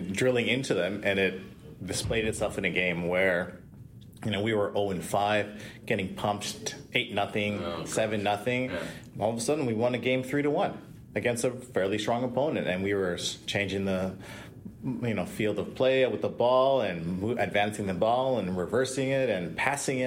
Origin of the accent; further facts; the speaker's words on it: Toronto, Ontario, Canada; I'm born and raised in Toronto